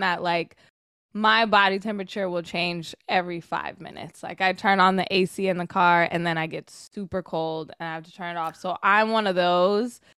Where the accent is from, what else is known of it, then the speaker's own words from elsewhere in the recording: Sacramento, California, United States; now in Los Angeles, United States; growing up in Sacramento